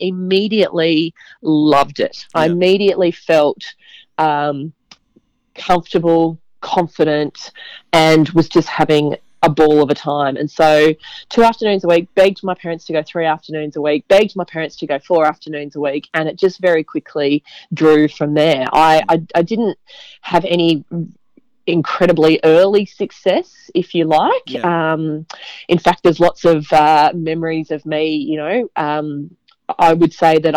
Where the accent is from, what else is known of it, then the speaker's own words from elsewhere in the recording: Brisbane, Queensland, Australia; I grew up in Brisbane